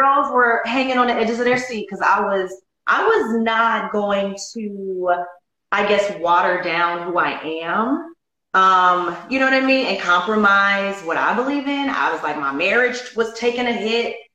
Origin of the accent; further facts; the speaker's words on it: Chicago, Illinois, United States; I'm from Chicago